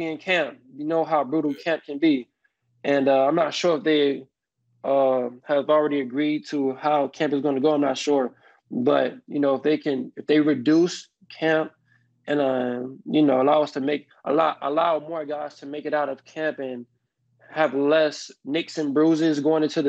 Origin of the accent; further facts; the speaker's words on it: Miami, Florida, United States; I'm from Miami